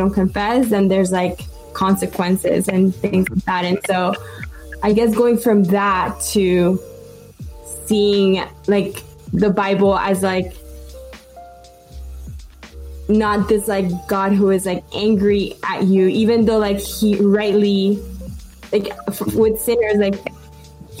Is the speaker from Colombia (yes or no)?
yes; Colombia; now in United States; growing up in Colombia, I grew up Catholic